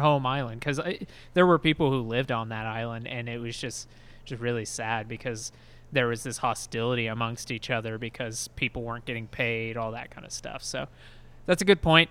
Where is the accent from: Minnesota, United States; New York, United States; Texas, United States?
Texas, United States; I'm from Texas